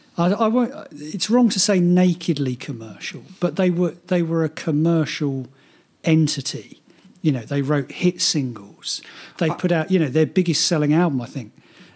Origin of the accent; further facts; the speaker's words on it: Aldershot, South East England, United Kingdom; I was born in Aldershot.